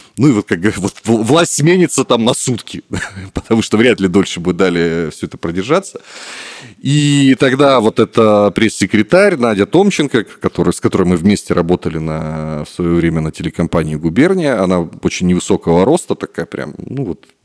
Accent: Khabarovsk, Khabarovsk Krai, Russia; moved away as an adult; now in Armenia; Я сам из Хабаровска, это Дальний Восток

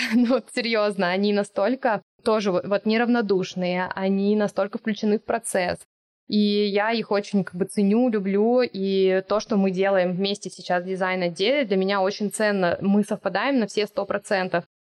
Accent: Siberia, Russia; moved away; я с Байкала, Сибири, и это то, что меня окружало

